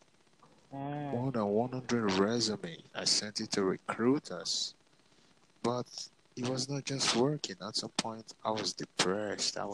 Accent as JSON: {"language": "English", "country": "Nigeria", "said": "I'm from Nigeria."}